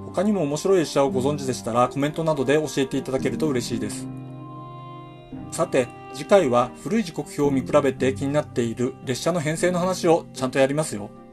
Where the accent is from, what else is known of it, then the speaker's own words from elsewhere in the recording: Hokkaido, Japan; 僕は北海道で生まれ育った